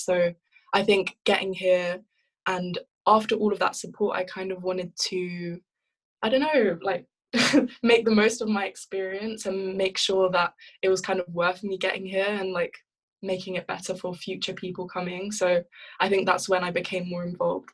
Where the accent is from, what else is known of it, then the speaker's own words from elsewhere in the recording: London, United Kingdom; moved away as an adult; also born or lived in Ivory Coast / France; now in Cambridge, United Kingdom; I grew up in South London, South East London